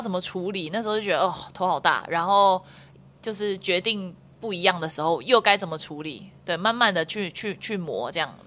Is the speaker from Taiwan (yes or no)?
yes; Taiwan; 我说我从台湾来